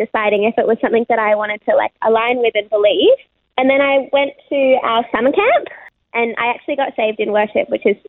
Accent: Sydney, New South Wales, Australia; born and raised in Sydney. I grew up in Concord, which is like in the inner west of Sydney

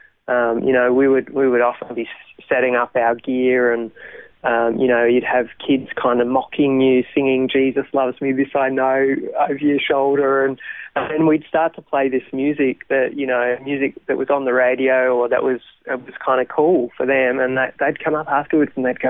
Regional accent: Melbourne, Victoria, Australia; also born or lived in Thailand; I grew up in Melbourne. So Melbourne born and bred, grew up as a pastor's kid

